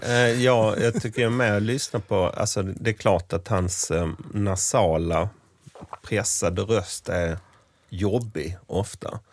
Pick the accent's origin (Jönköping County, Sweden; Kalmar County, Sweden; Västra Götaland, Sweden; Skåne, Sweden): Skåne, Sweden; Sankt Olof; byn Sankt Olof, där jag växte upp